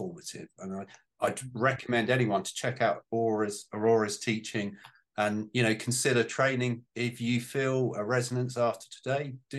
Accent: Portsmouth, South East England, United Kingdom; I was born in Portsmouth.

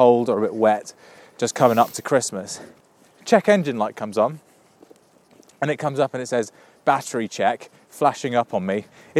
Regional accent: Reading, South East England, United Kingdom; Growing up in Reading.

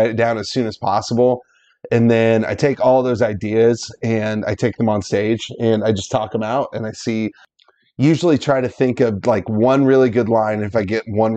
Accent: Lincoln, Nebraska, United States; moved away; I'll be going back to my hometown of Lincoln, Nebraska this summer

